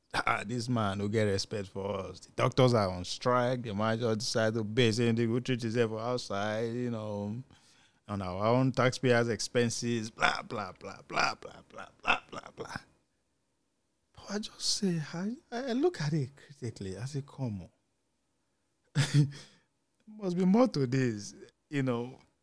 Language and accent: English; Nigeria; As a Nigerian parent